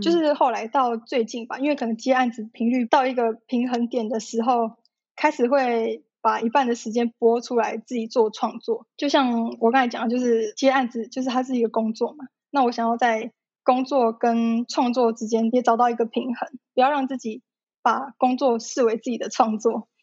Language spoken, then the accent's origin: Chinese; Taipei, Taiwan; 我一直从小都在台北长大